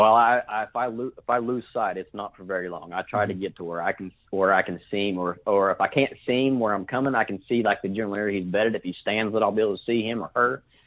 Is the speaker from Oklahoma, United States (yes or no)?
yes; Fort Gibson, Oklahoma, United States; now in Muskogee, United States; I'm from actually from Fort Gibson, Oklahoma. I live in Muskogee now